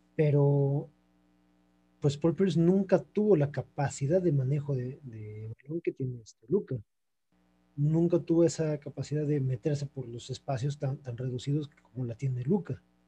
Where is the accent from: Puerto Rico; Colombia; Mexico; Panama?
Mexico; soy mexicano